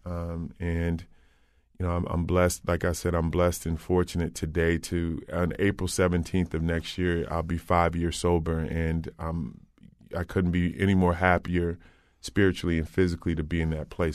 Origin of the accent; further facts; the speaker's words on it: Old Saybrook, Connecticut, United States; I grew up in Old Saybrook